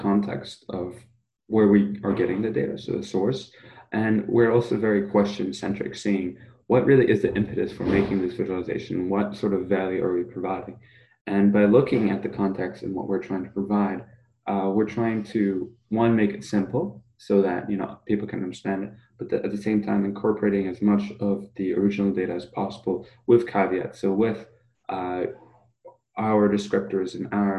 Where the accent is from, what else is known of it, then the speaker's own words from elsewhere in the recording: New York, United States; also born or lived in Germany; moved to New York when I was five